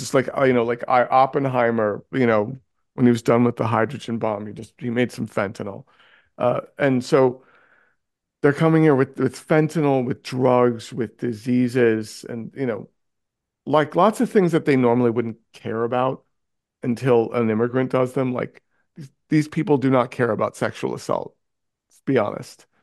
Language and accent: English; New York City, New York, United States; I grew up in New York City.